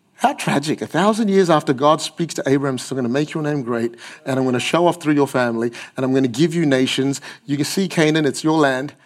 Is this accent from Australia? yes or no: yes; Australia; I'm too Aussie to be Asian and I'm too Asian to be Aussie